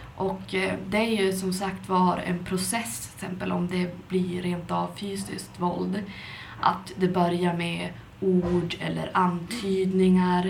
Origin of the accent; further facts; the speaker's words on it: Skellefteå, Västerbotten County, Sweden; moved away; Jag är från Skellefteå men jag har varit ute och flängt runt både i utlandet och inom landet